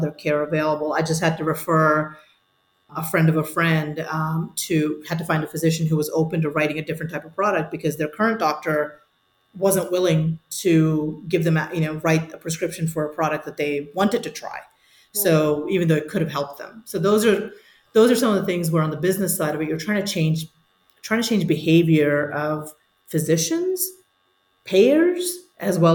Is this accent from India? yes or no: yes; India; moved away; also born or lived in Singapore / New Jersey / Chicago / Munich; I was born in India